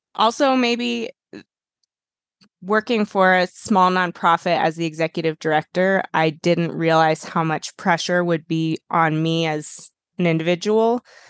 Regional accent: Boulder, Colorado, United States; moved away as an adult; I grew up in Boulder

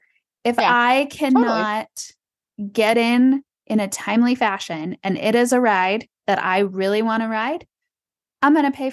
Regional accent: San Antonio, Texas, United States; but I grew up in San Antonio, Texas, where river parades were a thing

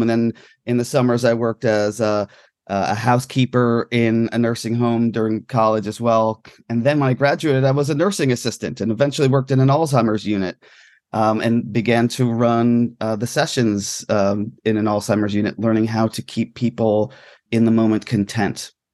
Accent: New York area, New Jersey, United States; growing up in New Jersey, New York area

